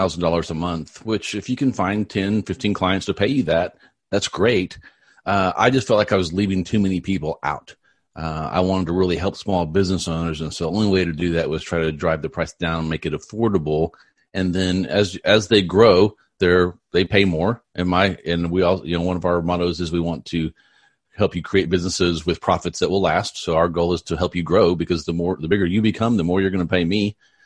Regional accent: Texas, United States; I'm from Texas. I'm 30 miles north of Dallas

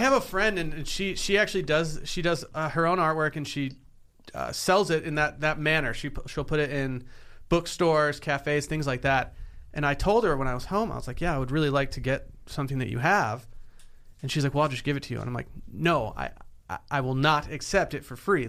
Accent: Harbor Springs, Michigan, United States; spent a summer in Harbor Springs, Michigan, my hometown

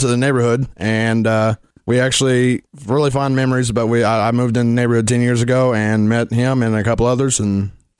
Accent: Maysville, Kentucky, United States; Maysville, Kentucky.

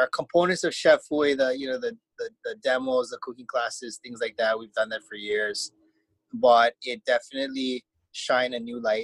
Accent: Honolulu, Hawaii, United States; growing up in Honolulu, I had a hard time growing up in Honolulu

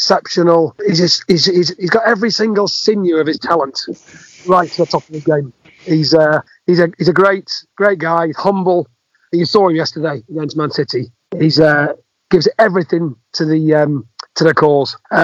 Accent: Leeds, Yorkshire and the Humber, United Kingdom; I'm from Leeds

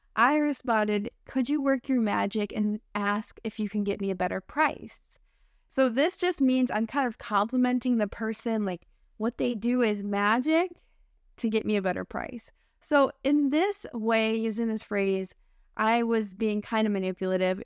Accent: United States; accent: American English; I'm your American English teacher friend

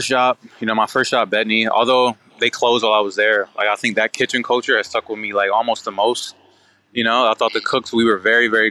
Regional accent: Detroit, Michigan, United States; Yeah, they were rough, man. They were, you know, like, you know, I'm from Detroit.

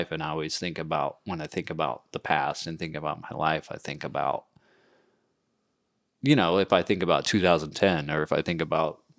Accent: England, United Kingdom; moved away; I'm English.

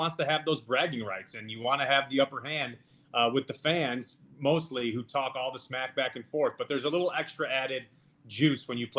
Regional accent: Chicago, Illinois, United States; I grew up in Chicago. That's where I am right now.

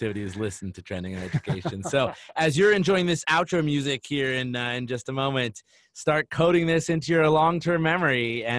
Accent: United States; as an American who was taught that Christopher Columbus was someone to be celebrated with a holiday in October

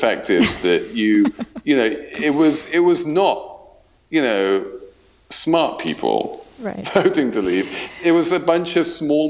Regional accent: London, United Kingdom; moved away; also born or lived in Germany / United States; So my background is I was born and raised in London. I was born of an English father and a German mother, so I have dual nationality, English and German. I grew up in England and a little bit in Germany

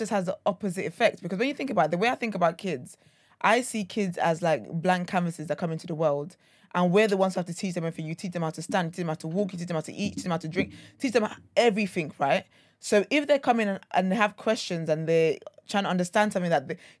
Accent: Nigeria; I'm Nigerian

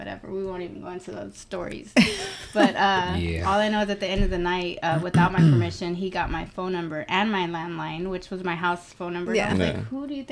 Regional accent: Houston, Texas, United States; Born and raised right here, Houston, Texas, born in Second Ward

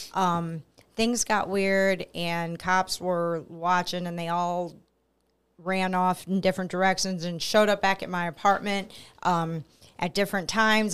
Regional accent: Belleville, Illinois, United States; I'm from Belleville, Illinois, so I'm about a half an hour east

